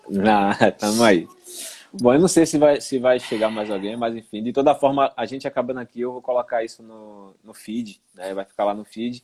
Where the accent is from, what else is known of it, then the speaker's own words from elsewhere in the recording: Recife, Pernambuco, Brazil; moved away as an adult; also born or lived in Ireland; now in Portugal; E eu de Recife